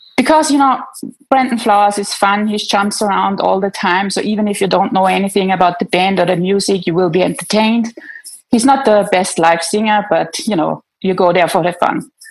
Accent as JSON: {"language": "English", "country": "Austria", "said": "I'm from Austria."}